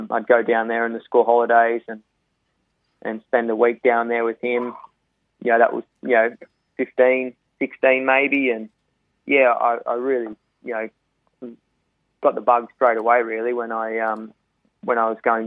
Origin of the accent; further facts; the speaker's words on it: Young, New South Wales, Australia; also born or lived in Temora; I'm originally from Young. We grew up sort of between Young and Tamora on a sort of quite a large farm